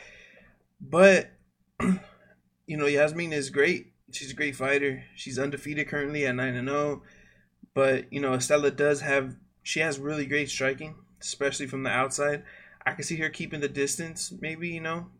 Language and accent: English; Phoenix, Arizona, United States; my hometown of Phoenix, Arizona